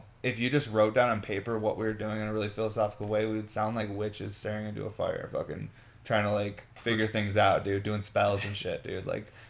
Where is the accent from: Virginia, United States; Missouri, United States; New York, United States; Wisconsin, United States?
New York, United States; Syracuse; I grew up in Syracuse